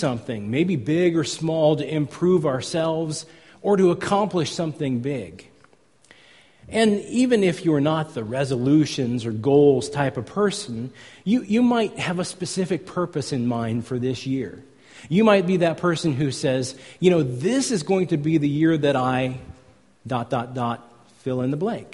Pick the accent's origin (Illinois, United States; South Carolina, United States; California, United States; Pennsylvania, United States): California, United States; I come from California